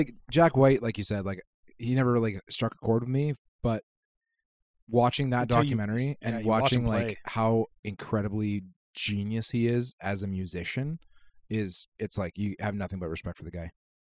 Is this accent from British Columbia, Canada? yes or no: yes; Kitimat, British Columbia, Canada; now in Calgary, Canada; I grew up in Kitimat, so there's nothing big there.